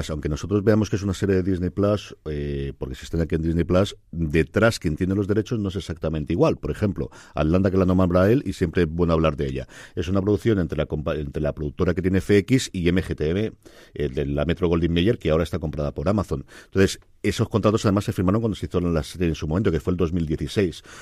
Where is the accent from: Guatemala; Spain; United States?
Spain; Bilbao, Basque Country; also born or lived in Alicante; Bilbao nací en Alicante